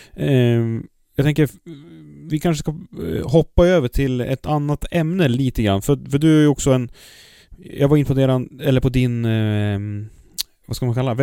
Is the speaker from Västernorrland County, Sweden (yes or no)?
yes; Kramfors, Västernorrland County, Sweden; moved away; när jag bodde i Kramfors och körde. Jag är född i Kramfors